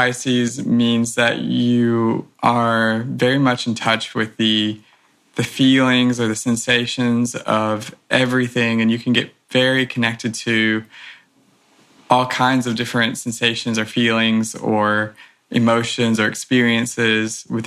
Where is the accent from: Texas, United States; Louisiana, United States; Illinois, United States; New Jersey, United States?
Louisiana, United States; moved away as an adult; now in San Diego, United States; I'm approaching my second year here in San Diego. I'm from Louisiana.